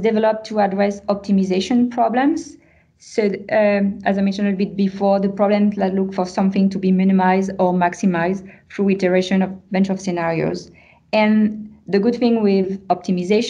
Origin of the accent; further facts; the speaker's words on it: France; accent: French; English is a second language; moved away as an adult; now in Montreal, Canada; with my French accent